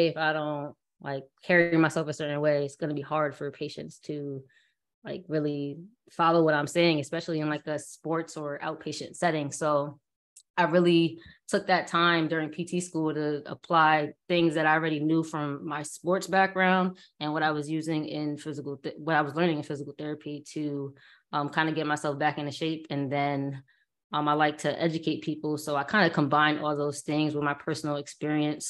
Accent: Bridgeport, Connecticut, United States; I'm from Bridgeport, Connecticut

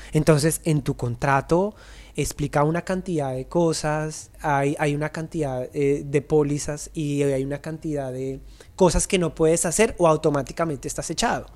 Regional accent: Colombia; los bailarines no somos reconocidos en Colombia

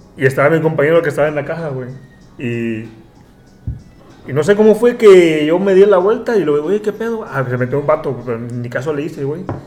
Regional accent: Acapulco, Guerrero, Mexico; moved away as an adult; now in Dubai, United Arab Emirates; soy de Acapulco, nací allí

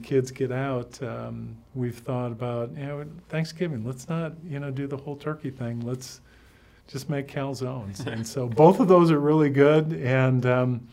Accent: Michigan, United States; moved away; I grew up in Michigan

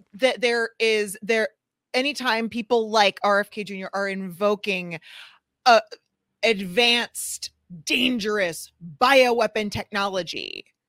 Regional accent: St. Louis, Missouri, United States; my hometown in Saint Louis

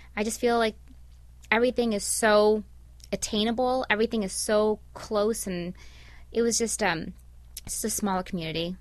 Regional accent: Chicago, Illinois, United States; moved away as an adult; now in Cleveland, United States; I'm from Chicago

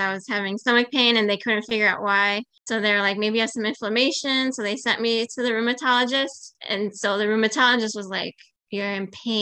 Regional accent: Chicago, Illinois, United States; also born or lived in Athens, Greece; I'm Greek. I was born in Athens. I moved to the States when I was about 2. I grew up in Chicago

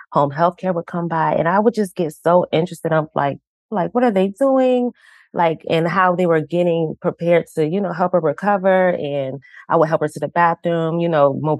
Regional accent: Virginia, United States; also born or lived in Orlando, Florida; now in Baltimore, United States; originally I'm from Orlando, Florida, and then Virginia as well. That's where I completed like all my grade school in Virginia

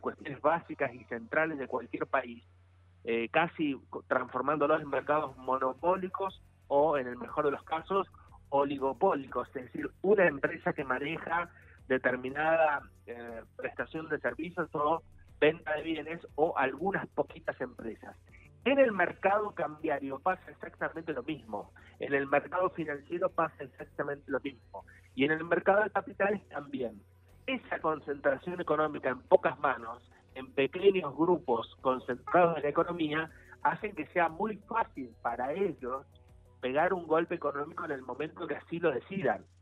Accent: Zapala, Neuquén, Argentina; yo soy de Zapala

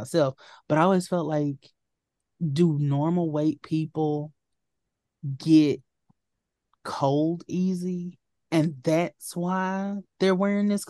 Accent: Louisiana, United States; I'm from Bumtuck, Louisiana

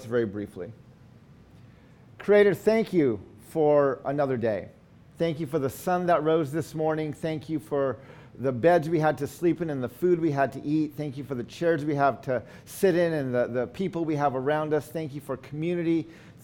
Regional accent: United States; In our Navajo culture, when we introduce ourselves, we always give our four clans.

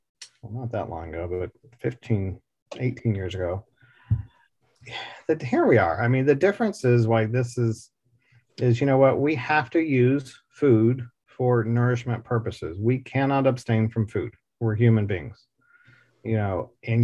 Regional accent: Dallas, Texas, United States; I grew up here in Dallas, Texas

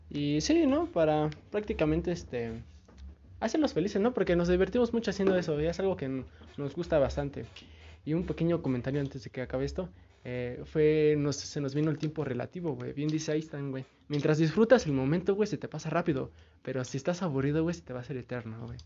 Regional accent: Mexico; yo soy una persona mexicana, güey. Soy mexicano, me gusta mi país

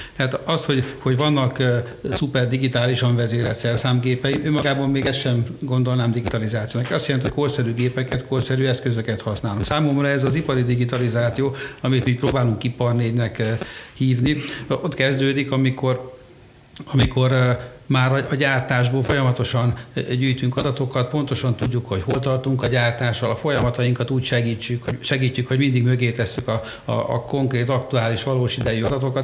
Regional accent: Székesfehérvár, Fejér, Hungary; Egyébként lelkileg én is Nyugat-Magyarországi vagyok, mert Székesfehérváron születtem

